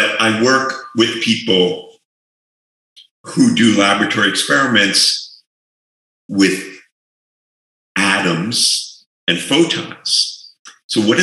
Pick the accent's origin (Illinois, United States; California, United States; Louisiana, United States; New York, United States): New York, United States; moved away as an adult; now in New Mexico, United States; I grew up in New York, and I had always lived in big cities